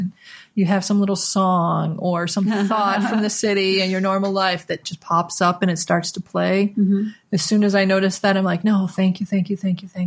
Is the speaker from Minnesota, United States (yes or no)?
yes; Minnesota, United States; where I grew up in Minnesota